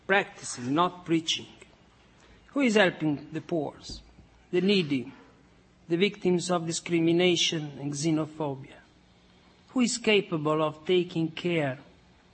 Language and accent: English; Forlì, Emilia-Romagna, Italy; moved away as an adult; now in United States; born in my hometown in Italy, in Forlì.